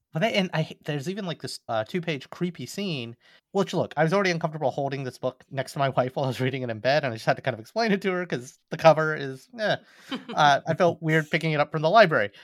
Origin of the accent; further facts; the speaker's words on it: Alabama, United States; I'm from Alabama